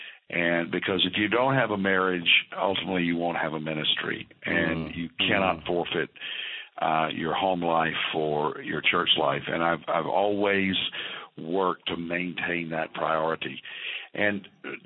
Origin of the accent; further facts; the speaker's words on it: Fort Worth, Texas, United States; also born or lived in Arkansas; the 60s I spent in the great Fort Worth, Texas, that I call my hometown